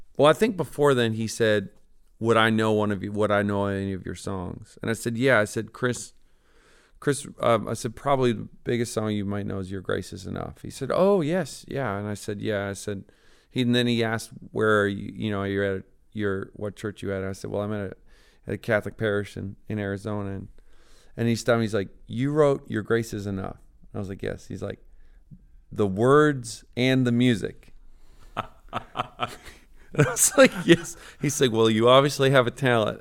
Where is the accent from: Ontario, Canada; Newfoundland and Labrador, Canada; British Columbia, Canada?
Newfoundland and Labrador, Canada; I grew up in Newfoundland, Canada.